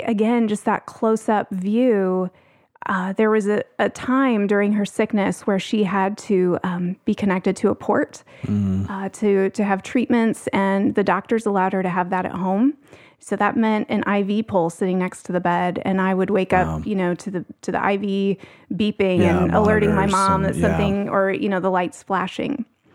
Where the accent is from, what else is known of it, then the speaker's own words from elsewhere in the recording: Indiana, United States; I grew up in Northern Indiana, but because of some medical needs that came up for my sister, spent a lot of time here.